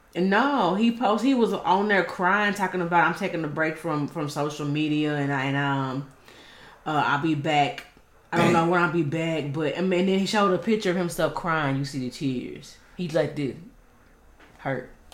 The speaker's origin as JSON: {"language": "English", "town": "Dallas", "region": "Texas", "country": "United States", "tie": "born or raised there", "said": "I grew up in Oak Cliff, Texas"}